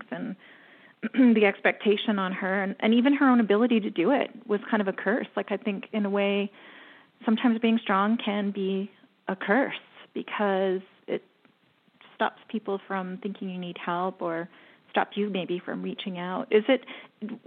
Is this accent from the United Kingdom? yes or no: no; Canada; I'm Canadian